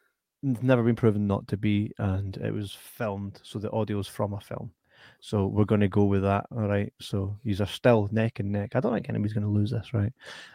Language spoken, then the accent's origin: English; Falkirk, Scotland, United Kingdom; I was born in Falkirk.